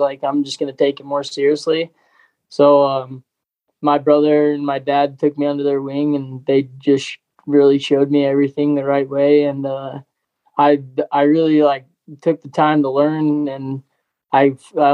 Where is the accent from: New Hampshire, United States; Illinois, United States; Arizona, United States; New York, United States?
Arizona, United States; Prescott; also born or lived in Chino Valley, Arizona; I grew up in Prescott, Arizona